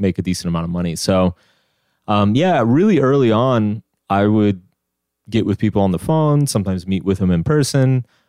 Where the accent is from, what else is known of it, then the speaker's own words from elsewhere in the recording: Austin, Texas, United States; now in New York, United States; I grew up in Austin, Texas